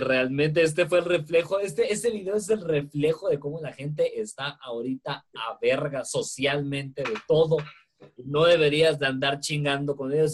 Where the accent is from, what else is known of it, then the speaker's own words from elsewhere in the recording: Guatemala; acá en Guatemala